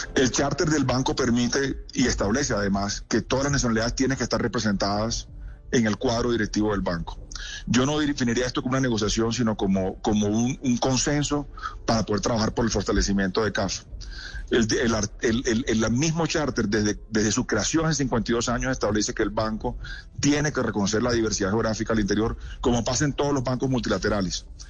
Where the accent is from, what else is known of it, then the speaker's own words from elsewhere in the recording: Colombia; fui presentado como, como candidato colombiano